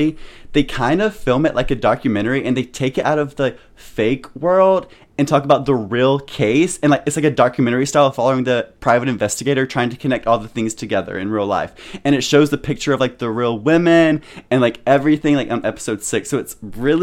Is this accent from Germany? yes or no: no; United States; I'm from America